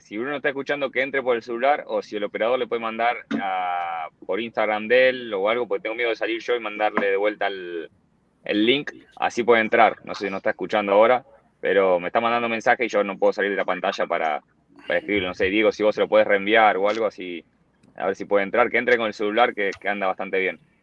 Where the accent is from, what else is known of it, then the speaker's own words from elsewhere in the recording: Bahía Blanca, Buenos Aires Province, Argentina; moved away as an adult; now in Miami, United States; Bahía Blanca un día, que es mi ciudad, yo no soy de Buenos Aires, soy del, interior del país